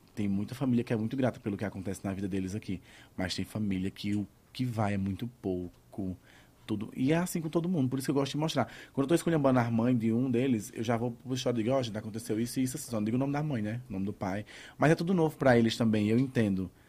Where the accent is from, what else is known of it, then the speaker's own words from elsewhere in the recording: Cajazeiras, Paraíba, Brazil; moved away; also born or lived in João Pessoa / São Paulo; a de Cajazeiras, que é onde eu nasci